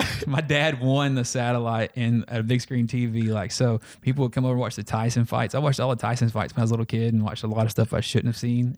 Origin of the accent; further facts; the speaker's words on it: Lurton, Arkansas, United States; also born or lived in Russellville, Arkansas / Dover, Arkansas; we moved to uh, Lurton, Arkansas, rural Arkansas